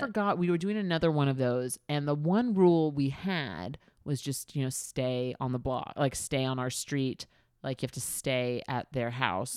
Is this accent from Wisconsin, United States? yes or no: no; New York City, New York, United States; I grew up in Queens